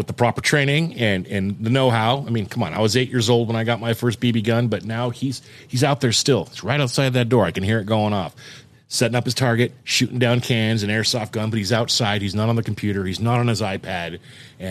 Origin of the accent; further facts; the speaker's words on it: Southern California, United States; now in Oregon, United States; I'm from Southern California